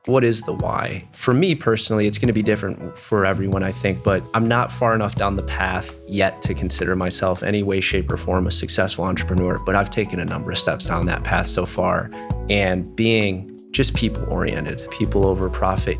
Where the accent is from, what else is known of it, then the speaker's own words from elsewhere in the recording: outside of Detroit, east side of Michigan, United States; moved away as an adult; also born or lived in Grand Rapids, Michigan; now in Columbus, United States; I grew up on the east side of the state, outside of Detroit